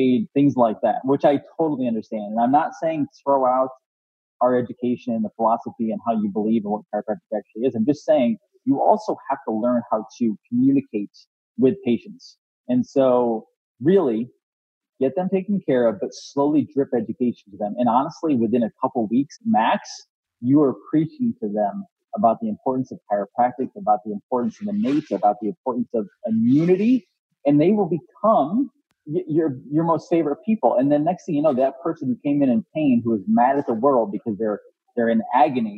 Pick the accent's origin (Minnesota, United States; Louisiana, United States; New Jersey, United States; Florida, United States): Florida, United States; I'm from Florida